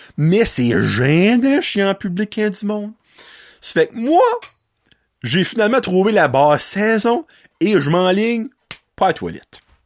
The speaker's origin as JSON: {"language": "French", "town": "Petit-Rocher", "region": "New Brunswick", "country": "Canada", "said": "je viens de Petit Rocher"}